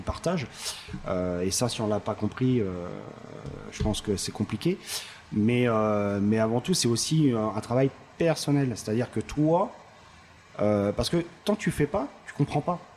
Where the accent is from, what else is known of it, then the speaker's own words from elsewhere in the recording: Paris, Île-de-France, France; je suis parisien, donc euh, je, suis, né à Paris, j'ai fait mes armes à Paris